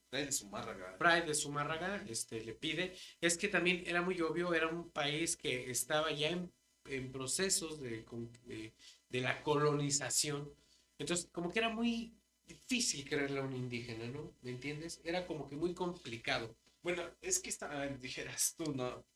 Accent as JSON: {"language": "Spanish", "country": "Mexico", "said": "soy mexicano"}